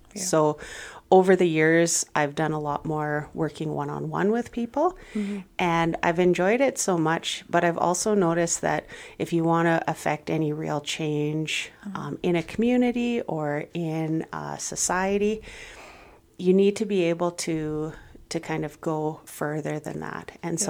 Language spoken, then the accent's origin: English; Vancouver, British Columbia, Canada; also born or lived in Saskatchewan; now in Brooks, Canada; No, I was born in Vancouver, and I lived there for a number of years, and then moved up to northern BC, and then moved to Saskatchewan, and then moved to Brooks.